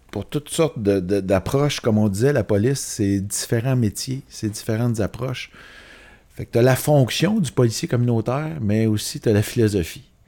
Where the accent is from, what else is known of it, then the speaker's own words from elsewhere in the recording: Laval, Quebec, Canada; je viens de Laval, euh, je viens d'une famille sans problème nécessairement